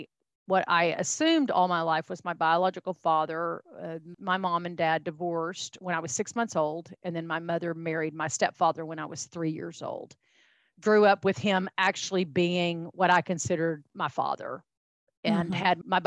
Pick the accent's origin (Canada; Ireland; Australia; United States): United States; Texas; accent: Texan; I am a fifth generation Texan. You and I have laughed about my accent. That's where it comes from